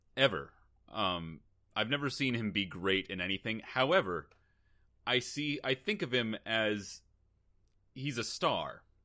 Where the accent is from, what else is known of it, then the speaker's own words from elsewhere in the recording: Seattle, Washington, United States; I grew up in Seattle